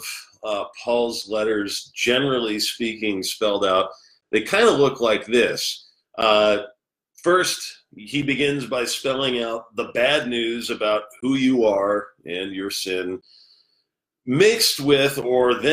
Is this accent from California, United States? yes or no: yes; Los Angeles, California, United States; also born or lived in New Jersey; now in New York City, United States; I'm from the LA area